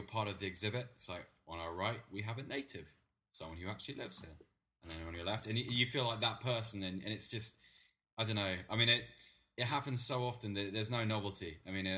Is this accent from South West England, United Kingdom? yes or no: yes; Bath, South West England, United Kingdom; moved away as an adult; also born or lived in London; I was born in Bath.